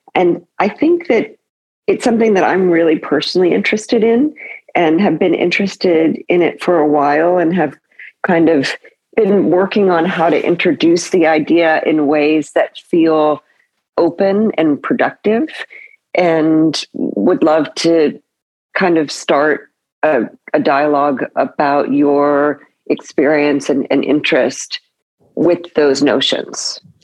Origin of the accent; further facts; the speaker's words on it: California, United States; moved away as an adult; also born or lived in New York; I grew up in California, born in New York